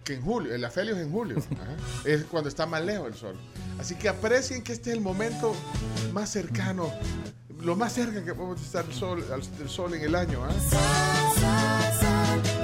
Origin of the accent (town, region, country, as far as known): El Salvador